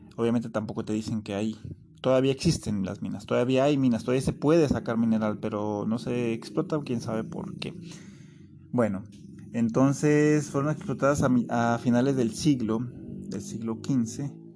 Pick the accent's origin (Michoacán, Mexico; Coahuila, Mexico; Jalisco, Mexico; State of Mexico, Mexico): Jalisco, Mexico; Cihuatlán; now in Puerto Vallarta, Mexico; Cihuatlán, Jalisco, de allá de donde yo soy originario